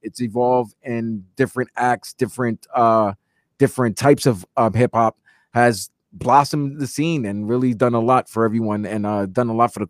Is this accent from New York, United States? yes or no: yes; New York, United States; I'm 43, so... And growing up in New York, I live in Brooklyn, New York, so I know New York stuff.